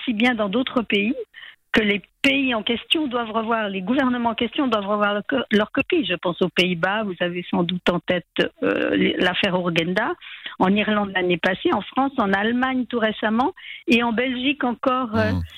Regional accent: Geneva, Switzerland; À Genève, puisque je suis genevoise

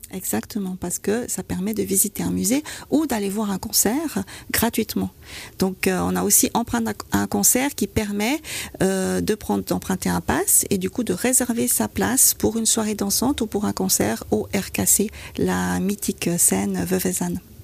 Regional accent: Vaud, Switzerland; En tant que vaudoise

